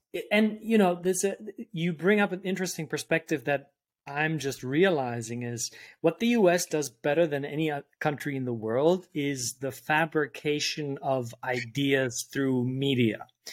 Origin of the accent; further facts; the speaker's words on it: Germany; moved away; also born or lived in New York; I grew up in Germany